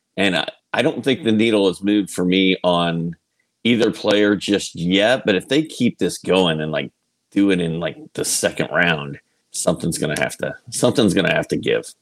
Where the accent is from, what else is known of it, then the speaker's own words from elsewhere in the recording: Indianapolis, Indiana, United States; I'm from Indianapolis